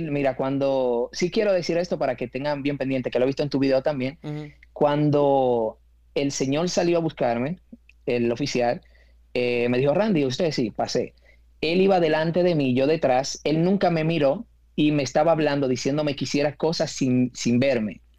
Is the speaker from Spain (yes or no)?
no; Dominican Republic; moved away; porque cuando vine de República Dominicana tenía mi carrera terminada ya